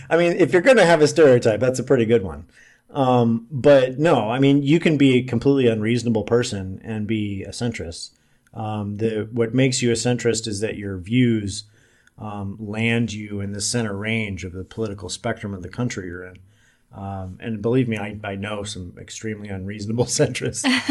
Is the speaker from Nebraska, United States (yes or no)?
yes; Omaha, Nebraska, United States; also born or lived in Salt Lake City / Las Vegas; now in Kansas City, United States; I'm from Omaha, Nebraska. I'm currently living in Kansas City.